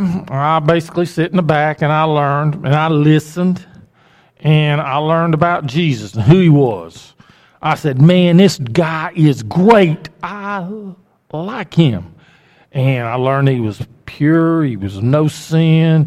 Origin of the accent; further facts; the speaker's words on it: Oxford, Alabama, United States; also born or lived in Anniston, Alabama; I grew up in Oxford, Alabama. I was born in Anniston, but I grew up in Oxford